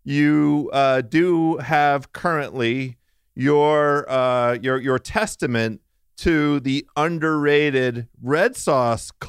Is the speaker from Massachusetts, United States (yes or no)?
no; Washington, District of Columbia, United States; Washington D.C., my, my hometown.